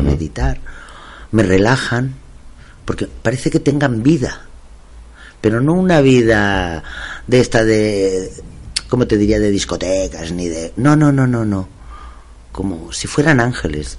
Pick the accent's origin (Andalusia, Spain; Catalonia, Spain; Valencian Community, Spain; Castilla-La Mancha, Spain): Catalonia, Spain; Masquefa; es mi pueblo